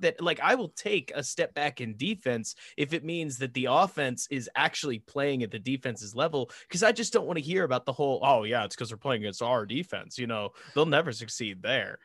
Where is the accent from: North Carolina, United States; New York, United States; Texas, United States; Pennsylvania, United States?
Texas, United States; Dallas; I grew up in Dallas